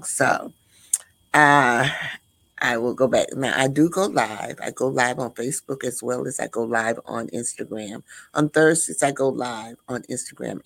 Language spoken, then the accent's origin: English; Midwest, United States; And I'm from the Midwest.